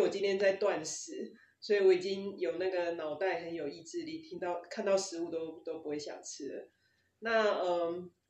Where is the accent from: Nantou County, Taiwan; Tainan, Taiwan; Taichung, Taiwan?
Taichung, Taiwan; 我们台中人做出工比较多，所以要吃比较那个碳水化合物高一点的，